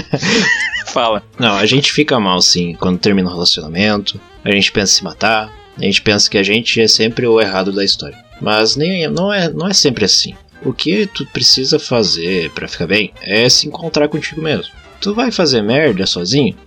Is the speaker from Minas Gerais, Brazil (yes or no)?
no; Rio Grande do Sul, Brazil; accent: gaúcho; a gente é gaúcho, aqui a gente fala assim